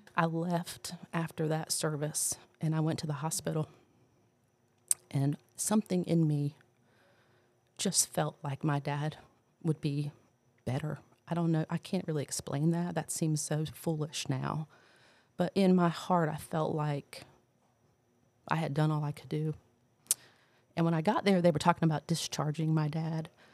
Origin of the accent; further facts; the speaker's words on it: New Jersey, United States; moved away; I'm from New Jersey originally